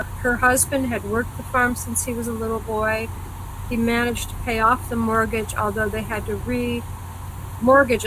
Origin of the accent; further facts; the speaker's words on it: New York, United States; also born or lived in Texas / Rochester, New York; I was born in Texas. Texan, and I was born in Texas. But I came to New York State when I was just a babe in arms.